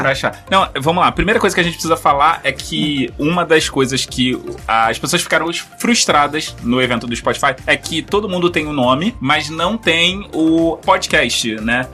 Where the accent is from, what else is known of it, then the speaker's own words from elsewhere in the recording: Rio de Janeiro, Brazil; eu sou carioca, sou banguense